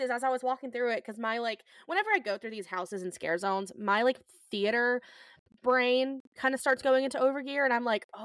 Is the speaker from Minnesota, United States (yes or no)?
no; Georgia, United States; As anybody who was born and raised in Georgia